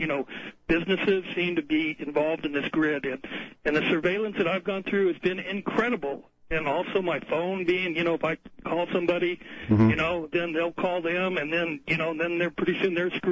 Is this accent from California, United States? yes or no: yes; California, United States; moved away as an adult; now in Montana, United States; I'm from California